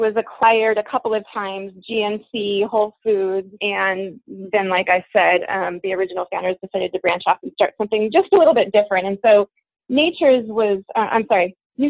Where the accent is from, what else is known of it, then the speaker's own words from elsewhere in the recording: Eugene, Oregon, United States; now in Portland, United States; I grew up in Eugene. I've been in Portland for about 20 years